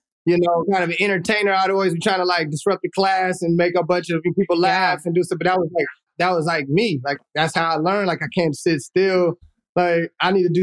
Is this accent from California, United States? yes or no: yes; Oakland, California, United States; we grew up in Oakland when it was like the 90s